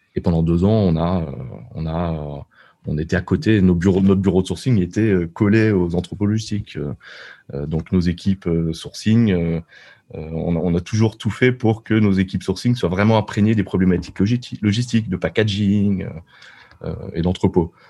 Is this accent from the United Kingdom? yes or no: no; France; moved away as an adult; now in Shenzhen, China; on est français